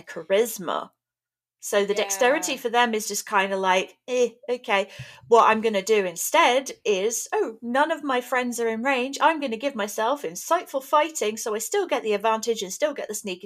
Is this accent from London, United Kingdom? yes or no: yes; London, United Kingdom; moved away; I grew up in London, or near London.